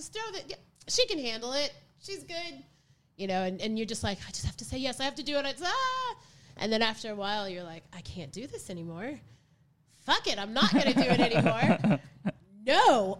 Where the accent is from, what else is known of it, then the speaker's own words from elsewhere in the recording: the South, United States; growing up in the South and growing up with, you know, restrictive parents and in such a white society